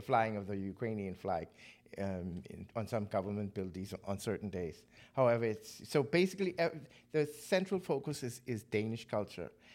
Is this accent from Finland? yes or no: no; Nassau, New Providence, Bahamas; moved away as an adult; now in Denmark; growing up in the Bahamas